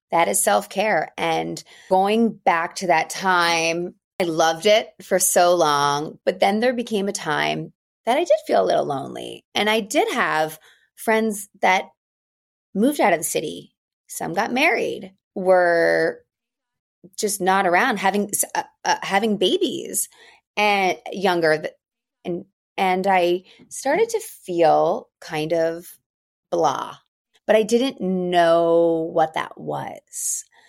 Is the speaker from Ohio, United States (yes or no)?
no; outside of Philadelphia, Pennsylvania, United States; also born or lived in New York; now in Los Angeles, United States; I grew up outside of Philadelphia. I'm currently living in Los Angeles by way of New York